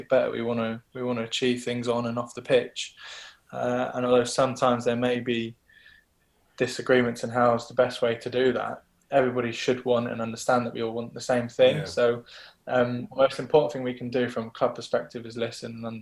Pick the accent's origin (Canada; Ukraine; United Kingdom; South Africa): United Kingdom; Brighton, South East England; moved away; I'm from Brighton originally. I grew up watching games at the Wibdean